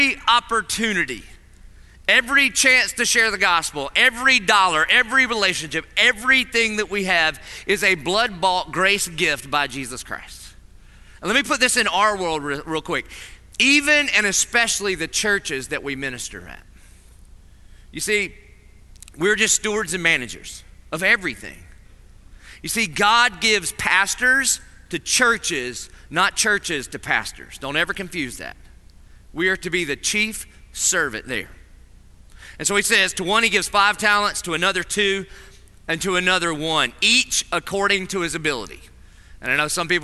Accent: Dillon, South Carolina, United States; I'm from Dillon, so I was about in the 11th grade before I realized what we were spelling.

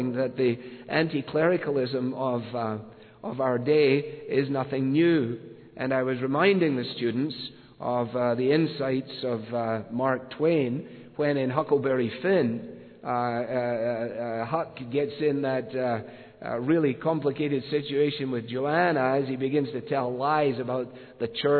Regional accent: Scotland, United Kingdom; moved away; As a boy growing up in Scotland

